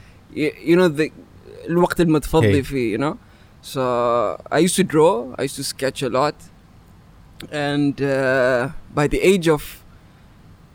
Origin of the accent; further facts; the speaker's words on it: Oman; From Oman. Was born and raised here.